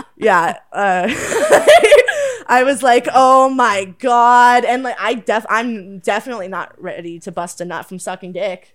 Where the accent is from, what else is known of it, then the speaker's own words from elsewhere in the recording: Oakville, Ontario, Canada; I'm from Oakville